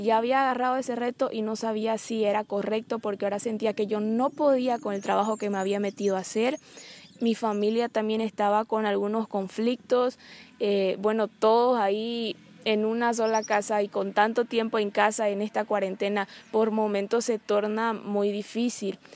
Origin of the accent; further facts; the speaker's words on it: Bolivia; soy boliviana, tengo 23 años